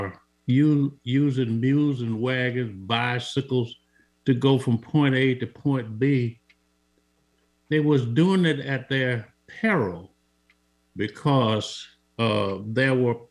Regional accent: Montgomery, Alabama, United States; moved away; I was born on April 11th, 1945. That was a Wednesday in Montgomery

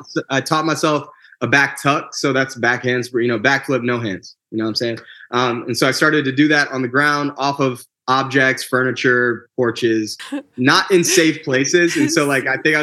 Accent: Michigan, United States; moved away as an adult; also born or lived in Houston, Texas; now in Orlando, United States; I was born and raised in Michigan.

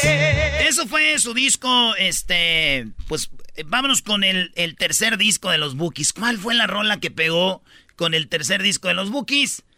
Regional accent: Jiquilpan, Michoacán, Mexico; now in Los Angeles, United States; Soy de Michoacán

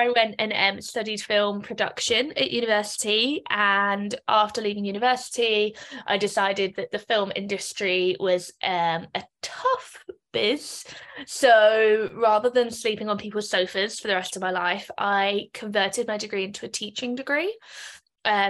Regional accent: London, United Kingdom; moved away as an adult; now in Dublin, Ireland; So I'm originally from London. I'm currently based in Dublin.

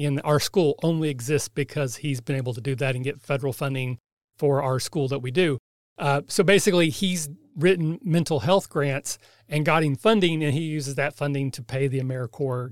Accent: Kentucky, United States; I'm from Kentucky, so I barely speak English

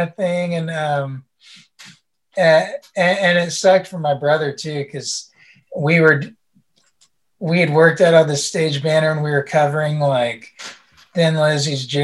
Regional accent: West Virginia, United States; we grew up in West Virginia, which is like the middle of nowhere

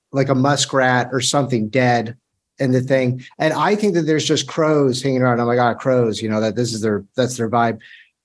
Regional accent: Florida, United States; I'm from Florida

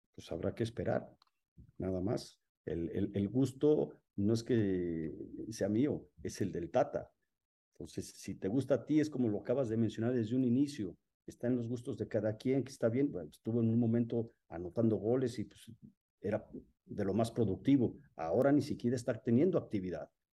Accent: Mexico; soy un mexicano

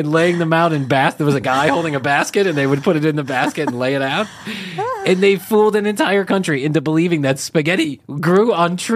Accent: Ireland; but I'm Irish and I don't have much to talk about, so there you go.

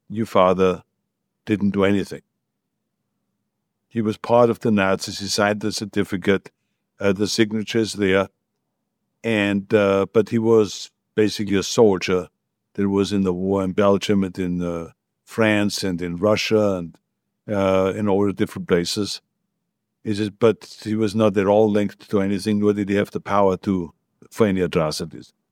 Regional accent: Austria; English is a second language; now in United States; None of it was ever spoken about when I grew up. There was no one that ever talked about the war. I learned everything about the history in America.

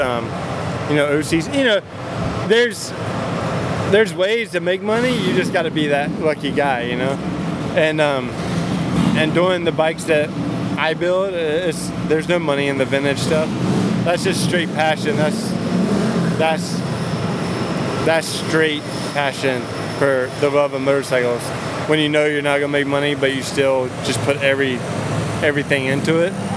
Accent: North Carolina, United States; moved away as an adult; also born or lived in Costa Mesa, California; now in California, United States; that's just where I'm from, I'm from the South

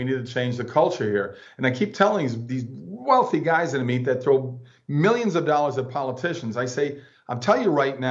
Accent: Minnesota, United States; I grew up in Minnesota where my parents were Walter Mondale, Hubert Humphrey Democrats

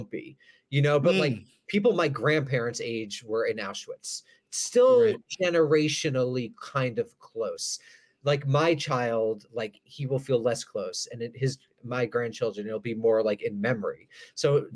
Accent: United States; I'm an American

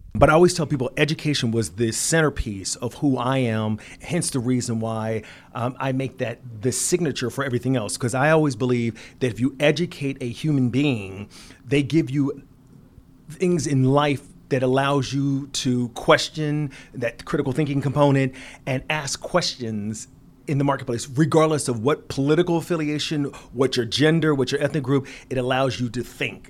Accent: Philadelphia, Pennsylvania, United States; an inner city kid growing in Philadelphia

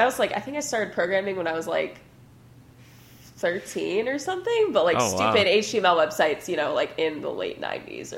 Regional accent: Ipswich, Massachusetts, United States; moved away as an adult; also born or lived in New York City, United States; now in Portland, United States; I grew up in Massachusetts in Ipswich near Boston

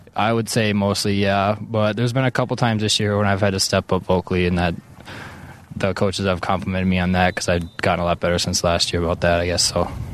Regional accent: Minnesota, United States; growing up in Minnesota

